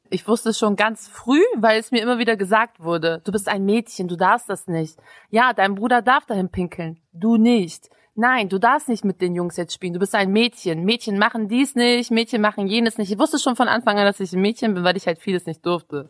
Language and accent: German; Bremen, Germany; ich bin in Bremen geboren, aufgewachsen